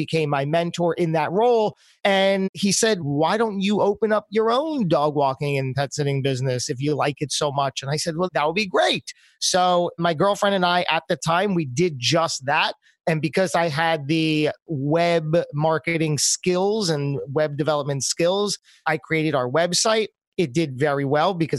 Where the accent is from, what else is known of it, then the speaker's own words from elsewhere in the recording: New Jersey, United States; also born or lived in New York City; my home state of New Jersey